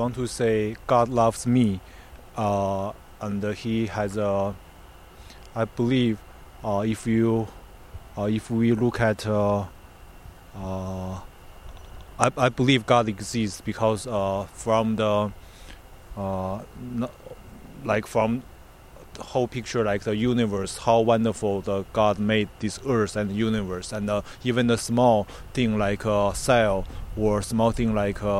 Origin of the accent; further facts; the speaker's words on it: Northeast China, China; moved away as an adult; now in United States; I'm from the northeast of China